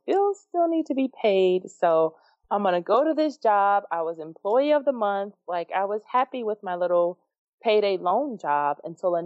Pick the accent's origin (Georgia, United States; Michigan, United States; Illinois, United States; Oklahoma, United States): Illinois, United States; Chicago; my hometown of Chicago